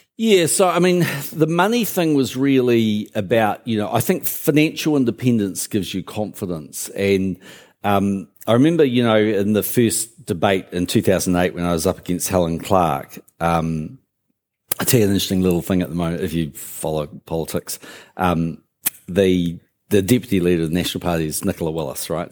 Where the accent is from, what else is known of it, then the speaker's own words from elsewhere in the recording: Christchurch, Canterbury, New Zealand; also born or lived in Auckland; I actually grew up in Christchurch, went to Burnside High, um, but, but I was born in Auckland